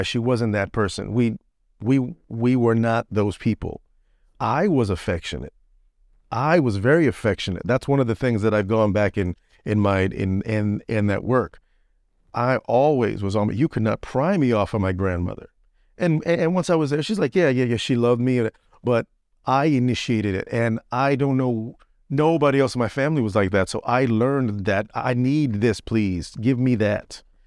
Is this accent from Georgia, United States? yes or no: no; Orlando, Florida, United States; moved away as an adult; I'm from Orlando, deep in Florida, the deep south.